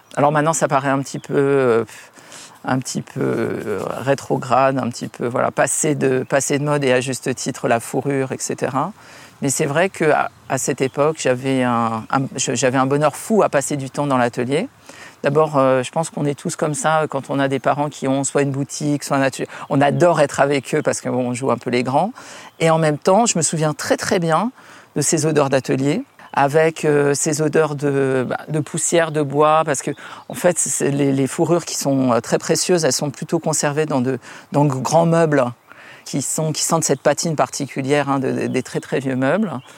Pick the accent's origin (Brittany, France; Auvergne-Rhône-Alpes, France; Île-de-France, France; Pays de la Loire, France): Île-de-France, France; Paris; also born or lived in Munich / Dubai / New York; à Paris où j'ai grandi